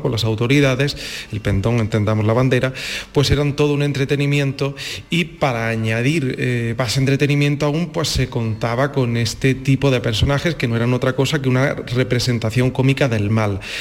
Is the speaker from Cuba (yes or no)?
no; Guadix, Andalusia, Spain; yo soy de Guadix